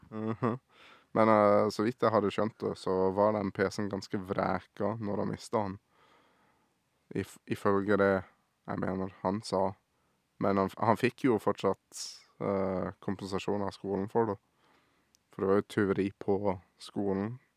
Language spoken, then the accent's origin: Norwegian; Sørlandet, Norway; Jeg har jo bodd på Sørlandet hele livet mitt her